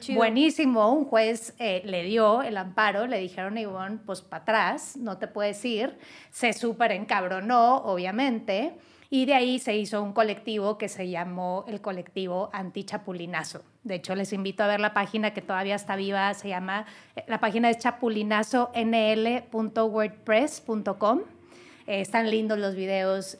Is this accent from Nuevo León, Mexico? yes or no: yes; Nuevo León, Mexico; en Nuevo León, mi tierra, en la Sultana del Norte